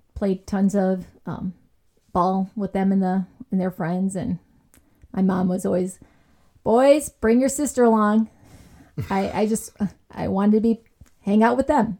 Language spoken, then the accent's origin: English; Chicago, Illinois, United States; I was born in Chicago, South Side